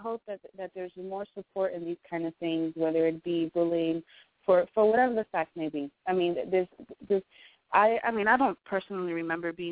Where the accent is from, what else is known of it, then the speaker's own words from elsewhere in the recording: Miami, Florida, United States; I'm from Miami